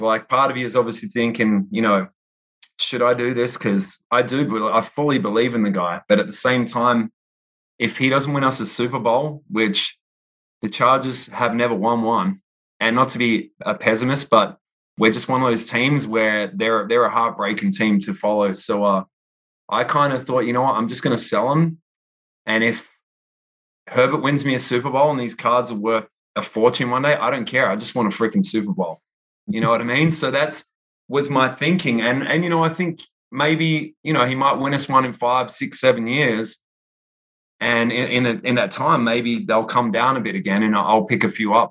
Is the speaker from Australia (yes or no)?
yes; Perth, Western Australia, Australia; moved away as an adult; also born or lived in New York City / Austin; now in United States; I was born in Perth, Australia um, on the west coast of Australia, so nowhere near Sydney and Melbourne. Everyone always asks me, "Are you from Sydney or Melbourne?" And I'm like, "Neither." Five hours west on a plane. So uh, I moved. I lived there my whole life um, until I was 30